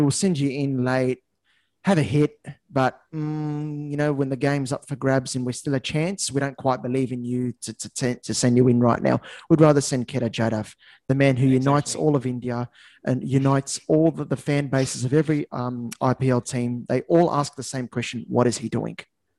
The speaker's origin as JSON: {"language": "English", "country": "Australia", "said": "As an Aussie"}